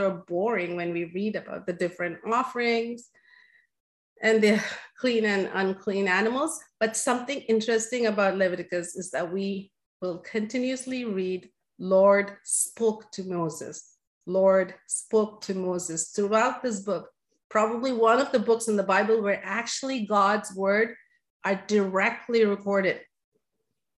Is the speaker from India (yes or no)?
yes; India; moved away; growing up in India